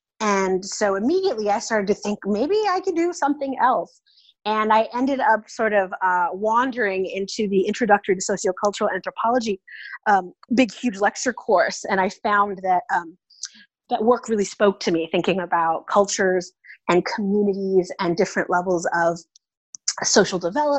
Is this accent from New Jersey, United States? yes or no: no; Oakland, California, United States; So I'm originally from the San Francisco Bay Area. I grew up in Oakland, California.